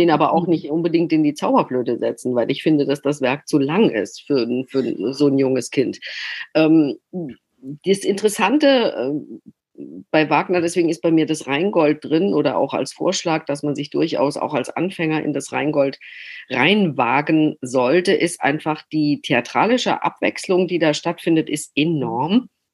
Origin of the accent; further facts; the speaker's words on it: Freiburg, Baden-Württemberg, Germany; accent: Badisch; first language Badisch; moved away; also born or lived in Hamburg; aus Freiburg kommend spreche ich ja gebürtig Badisch